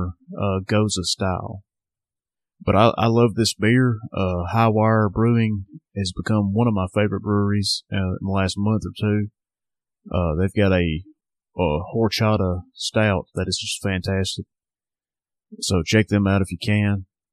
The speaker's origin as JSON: {"language": "English", "town": "Sheffield", "region": "Alabama", "country": "United States", "tie": "born or raised there", "said": "Southern Package, my hometown craft beer shop"}